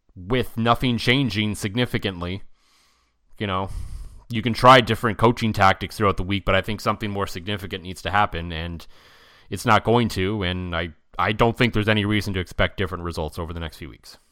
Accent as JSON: {"language": "English", "town": "Ottawa", "region": "Ontario", "country": "Canada", "tie": "born or raised there", "moved": "yes", "lives_now": "Saskatchewan, Canada", "said": "I grew up in Ottawa"}